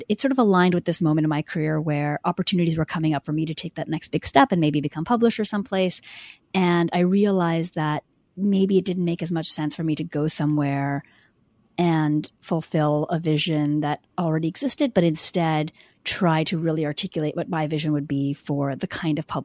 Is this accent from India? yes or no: yes; India; moved away; I'm from India